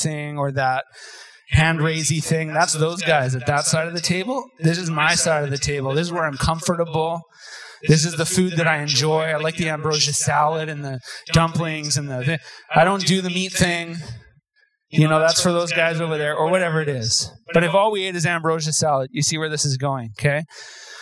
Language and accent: English; Terrace, British Columbia, Canada; I grew up in Terrace, BC. We moved there when I was 5.